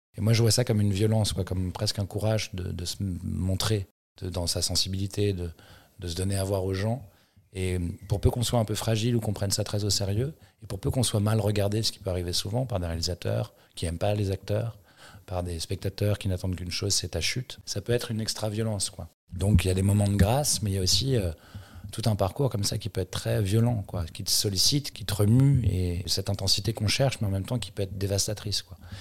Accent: Paris, Île-de-France, France; j'ai grandi à Paris

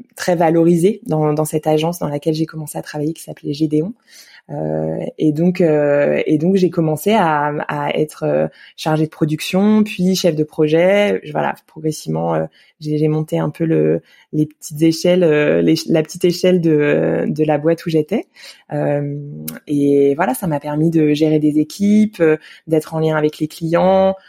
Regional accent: Yerres, Île-de-France, France; j'ai grandi à Hier, dans l'Essonne

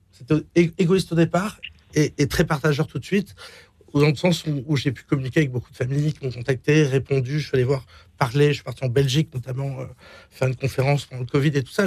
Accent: Marseille, Provence-Alpes-Côte d'Azur, France; moved away as an adult; also born or lived in Miami / Switzerland; on a grandi à Marseille

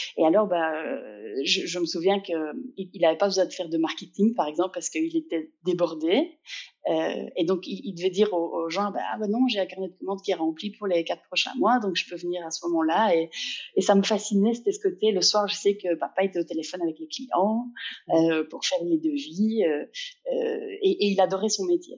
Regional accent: Liège, Wallonia, Belgium; je suis liégeoise, euh, donc si on se demande d'où vient un petit accent par moment, euh, il vient de là.

